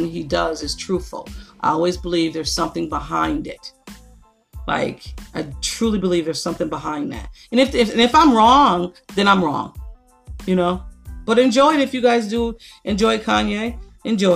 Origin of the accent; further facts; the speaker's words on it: Niagara Falls, New York, United States; I grew up in Niagara Falls